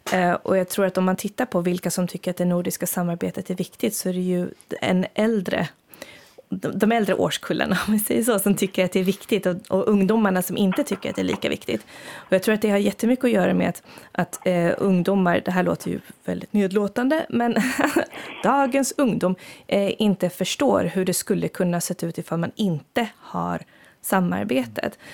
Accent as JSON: {"language": "Swedish", "country": "Sweden", "moved": "yes", "lives_now": "Finland", "said": "för mig som svensk"}